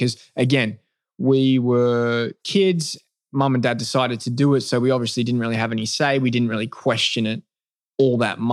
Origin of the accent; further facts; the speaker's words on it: Melbourne, Victoria, Australia; moved away as an adult; also born or lived in Adelaide, Australia; That's really where I lived most of my life before making the move to America